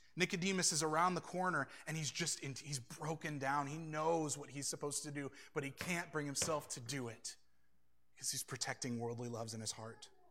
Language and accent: English; United States; I'm an American